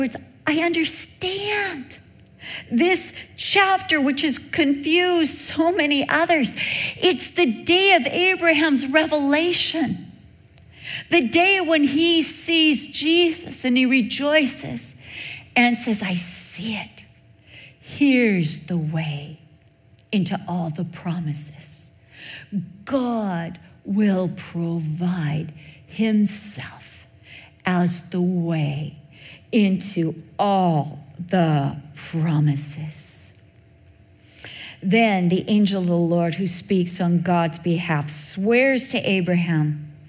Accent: Newport Beach, California, United States; I was raised in Newport Beach. I went to Newport Heights Elementary

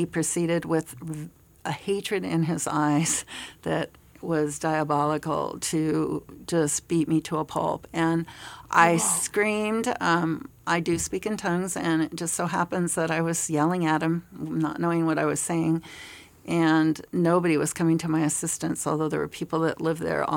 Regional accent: United States; as an American

